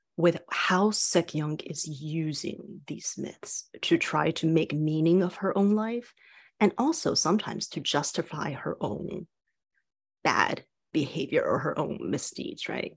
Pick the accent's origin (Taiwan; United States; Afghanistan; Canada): Taiwan; moved away; I was born and raised in Taiwan